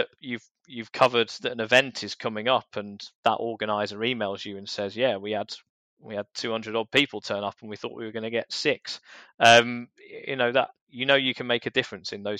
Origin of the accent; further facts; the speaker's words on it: London, United Kingdom; when I was a teenager growing up in South London.